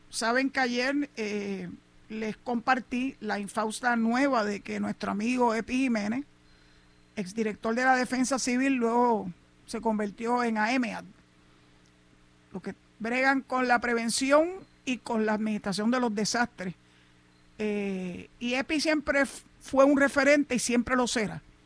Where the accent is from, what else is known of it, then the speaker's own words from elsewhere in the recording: San Juan, Puerto Rico; Yo me crié en Santurce